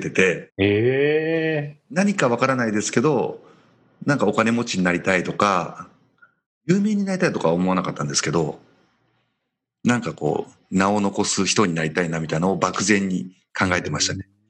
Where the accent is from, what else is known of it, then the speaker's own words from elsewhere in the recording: Shima, Mie, Japan; 生まれは、はい、えっ、ー、と、三重県の志摩市っていうところですね。あの、伊勢志摩サミットが行われたあたりの、本当に島出身ですね。